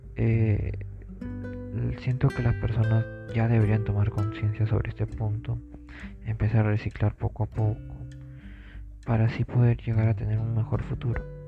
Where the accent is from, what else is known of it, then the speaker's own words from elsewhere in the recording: Peru; nosotros como peruanos